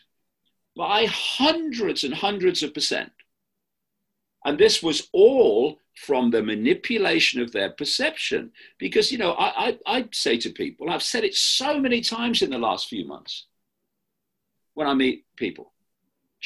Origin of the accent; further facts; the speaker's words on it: Leicester, East Midlands, United Kingdom; moved away; My hometown of Leicester in the English Midlands